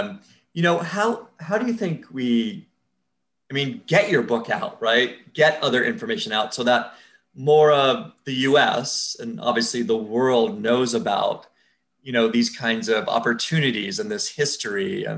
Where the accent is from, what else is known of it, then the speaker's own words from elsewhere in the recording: San Fernando Valley, California, United States; I grew up in the San Fernando Valley. I don't think it was a very cool place to live. But the weather was nice, so that was good.